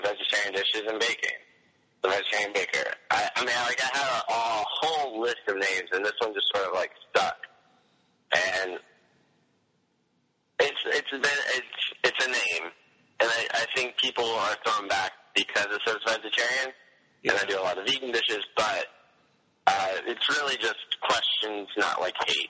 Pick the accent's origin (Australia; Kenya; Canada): Australia; I'm a YouTuber from Australia